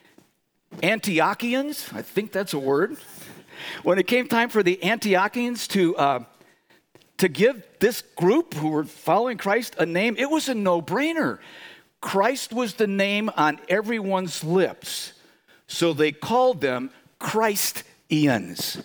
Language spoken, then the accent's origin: English; Chicago, Illinois, United States; moved away; my hometown, Chicago